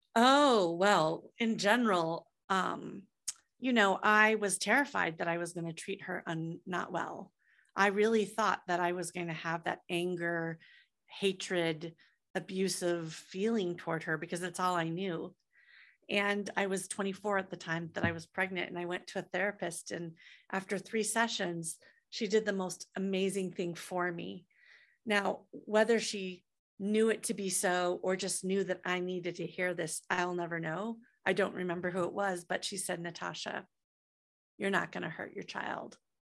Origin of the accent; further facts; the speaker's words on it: Iowa, United States; moved away as an adult; also born or lived in San Francisco; I'm from Iowa